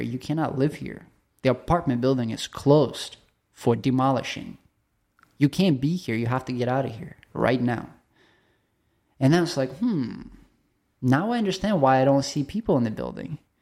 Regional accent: Chelyabinsk, Chelyabinsk Oblast, Russia; moved away; I grew up in Russia, so middle of the nowhere, uh, Siberia. Somebody is interested to look it up. It's called Chel-, Chelyabinsk.

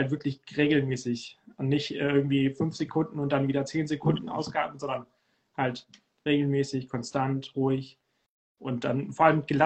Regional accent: Cuxhaven, Lower Saxony, Germany; Und äh, es geht nach Cuxhaven, da wo ich herkomme. Um die Heimat.

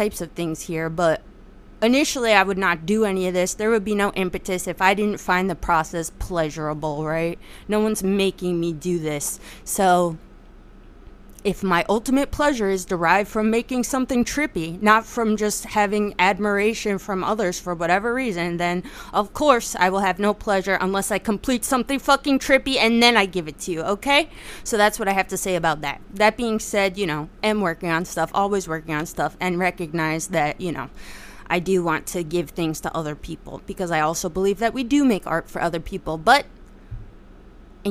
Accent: New Jersey, United States; I'm from Jersey

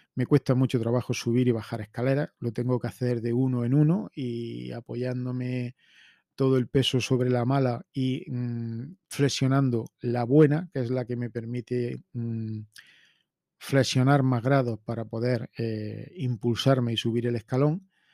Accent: Spain; como españoles

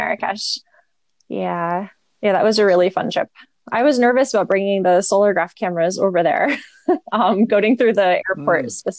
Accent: New Jersey, United States; I grew up in New Jersey right along it.

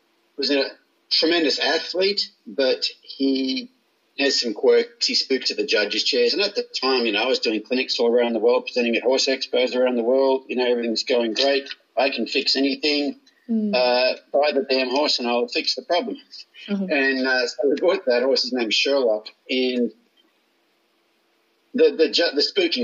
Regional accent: Australia; moved away as an adult; now in United States; I grew up in Australia, went to pony club as a kid

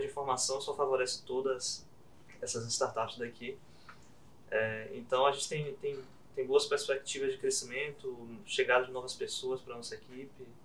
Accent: Bahia, Brazil; de ser baiano, né? de ser daqui da Bahia

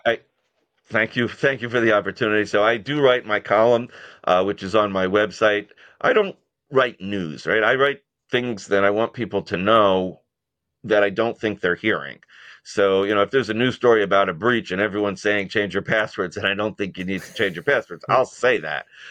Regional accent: New York, United States; I'm a New Yorker

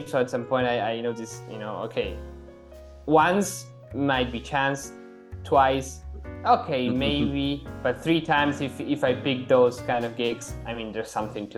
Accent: Argentina; also born or lived in Treviso, Italy / Germany; now in Barcelona, Spain; I'm originally from Argentina

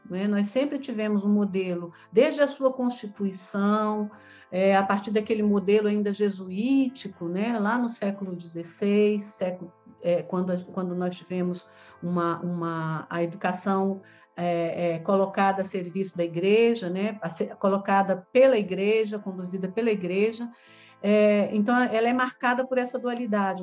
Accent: Taguatinga, Federal District, Brazil; moro aqui em uma cidade próxima a Brasília, que é da região do Distrito Federal, que é Taguatinga, onde eu nasci. E aqui em Taguatinga eu fiz a antiga escola primária

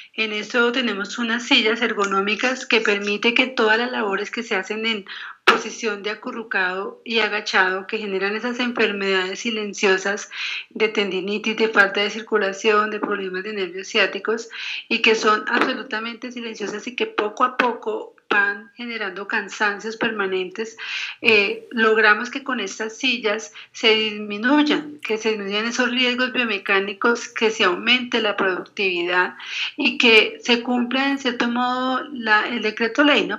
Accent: Colombia; como colombianos

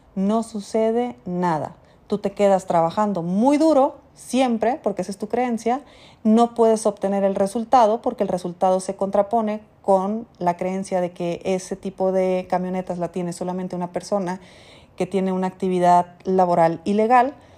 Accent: Mexico; como mexicana viviendo en mi país

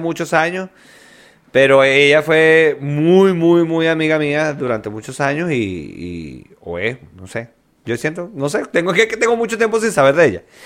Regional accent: Venezuela; now in Chile; Yo era el único venezolano en el hotel

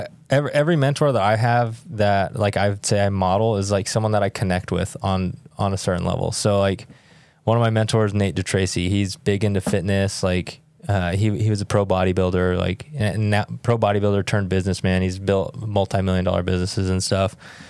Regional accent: Roswell, New Mexico, United States; So I grew up in southern New Mexico, Roswell, New Mexico.

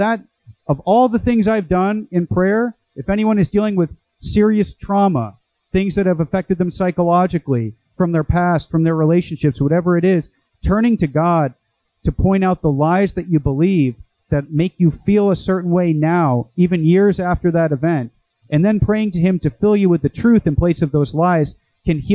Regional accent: Boston, Massachusetts, United States; also born or lived in Chicago; now in Santiago Retreat Center, Orange County, United States; I'm from Boston

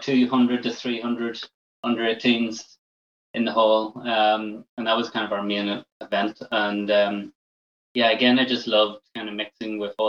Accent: Castle Gardens, Northern Ireland, United Kingdom; moved away as an adult; also born or lived in Dublin, Ireland; now in Bray, Ireland; We grew up in Castle Gardens.

